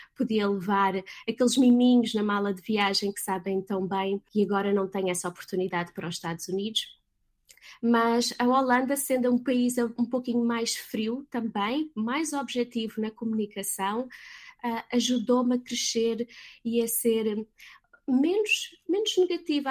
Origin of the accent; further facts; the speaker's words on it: Portugal; moved away as an adult; also born or lived in London / Netherlands / Lisbon; now in California, United States; sendo portuguesa e estando em Londres